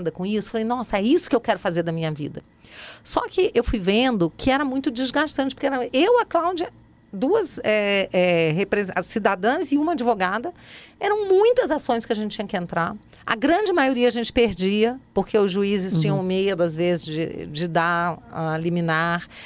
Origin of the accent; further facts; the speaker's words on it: Rio de Janeiro, Brazil; Você sabe que quando eu era criança, eu estudava no Rio numa escola muito puxada, mas muito puxada mesmo.